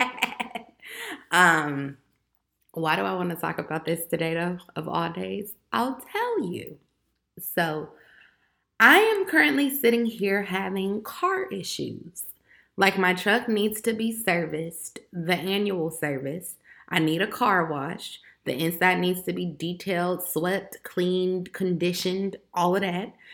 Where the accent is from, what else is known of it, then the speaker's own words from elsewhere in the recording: Chicago, Illinois, United States; I'm from Chicago, Illinois